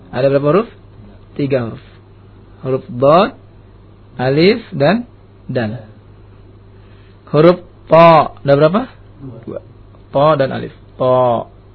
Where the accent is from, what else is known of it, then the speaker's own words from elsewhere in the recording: Indonesia; negeri kita Indonesia